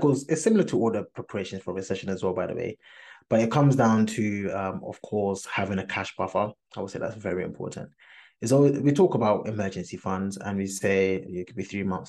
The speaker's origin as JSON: {"language": "English", "country": "Ghana", "said": "I'm Ghanaian"}